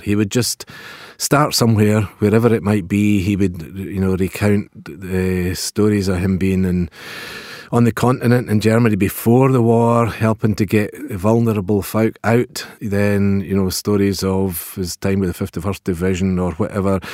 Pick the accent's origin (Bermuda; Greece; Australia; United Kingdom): United Kingdom; Pitlochry, Scotland; I'm from Pitlochry